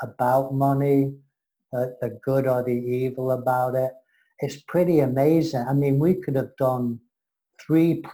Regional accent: England, United Kingdom; I'm English-American

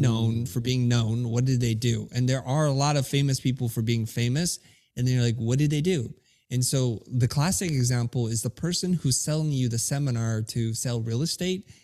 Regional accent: United States; English is a second language; I grew up in America

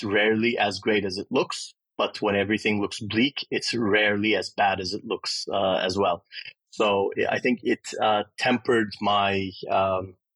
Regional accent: Istanbul, Turkey; moved away as an adult; also born or lived in Austin, Texas, United States; Istanbul was a great place to grow up when I was young. I'm 51, so I grew up in Turkey in the 70s and 80s, and then left after high school to go to university in the U.S.

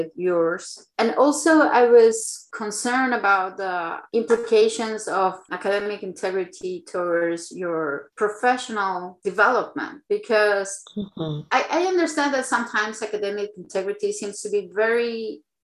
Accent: Chile; moved away; I am from Chile

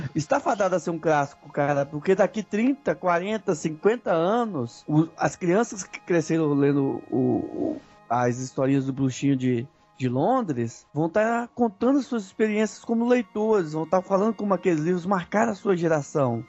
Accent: Brazil; nós somos brasileiros e conhecemos os guetos de nossas cidades

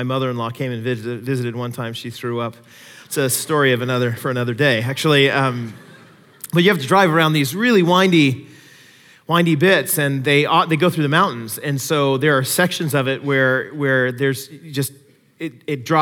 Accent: Seattle, Washington, United States; moved away; When I grew up in the Seattle area

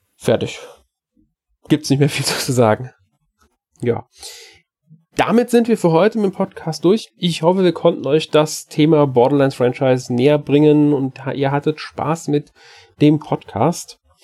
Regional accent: Germany; bei uns in Deutschland

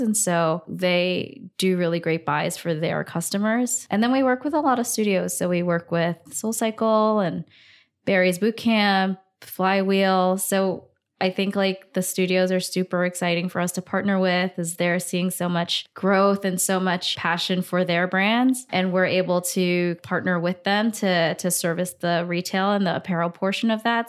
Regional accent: Singapore; moved away as an adult; also born or lived in Hong Kong; now in New York City, United States; I grew up in Singapore.

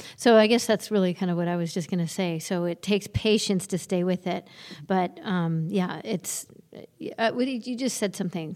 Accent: Ireland; I'm from Ireland.

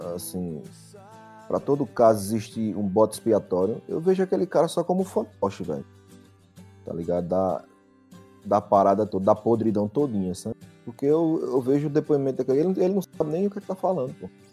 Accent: Arapiraca, Alagoas, Brazil; moved away as an adult; eu saí de Arapiraca com 27 anos

